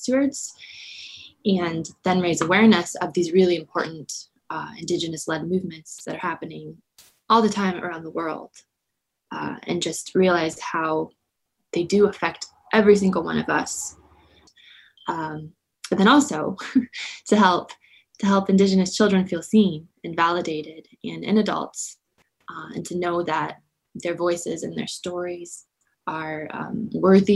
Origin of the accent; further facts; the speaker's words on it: Southeast Alaska, United States; also born or lived in Anchorage; growing up in Southeast Alaska, being Tlingit